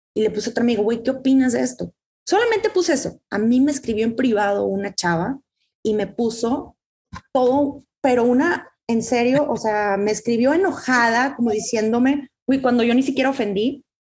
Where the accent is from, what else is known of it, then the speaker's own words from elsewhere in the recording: Mexico; culturalmente crecemos en una, en un México, ¿no? somos latinas